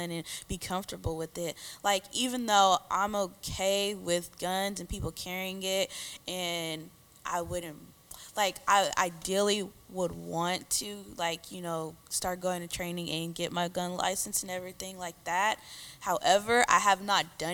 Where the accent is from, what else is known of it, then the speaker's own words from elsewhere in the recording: Wisconsin, United States; now in Texas, United States; I'm originally from Wisconsin